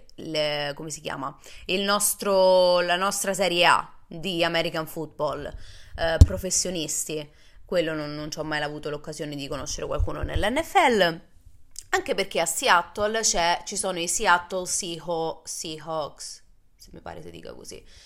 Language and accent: Italian; Rome, Lazio, Italy; moved away as an adult; also born or lived in United States; io sono nata e cresciuta a Roma